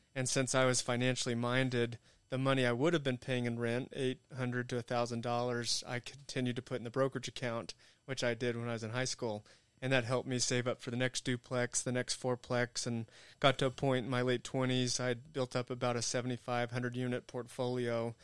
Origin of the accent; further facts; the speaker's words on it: Amarillo, Texas, United States; moved away as an adult; I grew up in Amarillo